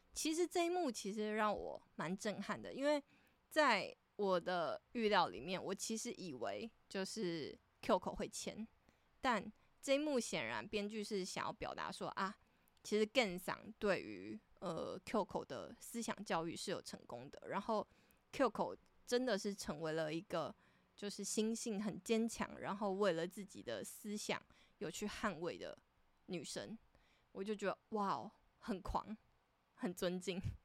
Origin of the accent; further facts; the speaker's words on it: Taitung, Taitung County, Taiwan; 我是台东人